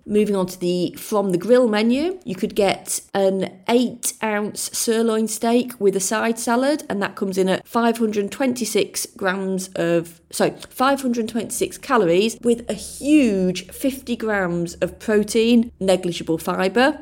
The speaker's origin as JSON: {"language": "English", "region": "Yorkshire and the Humber", "country": "United Kingdom", "also_born_or_lived": "Lincolnshire", "accent": "soft South Yorkshire, a bit Lincolnshire", "said": "My accent is kind of a soft South Yorkshire accent, a bit Lincolnshire. It's not particularly strong"}